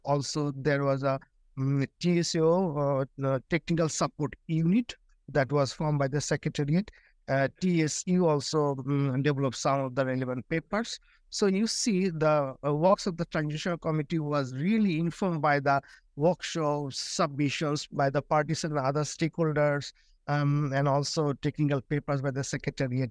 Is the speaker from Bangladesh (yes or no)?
yes; Bangladesh; I'm from Bangladesh, from one of the most vulnerable countries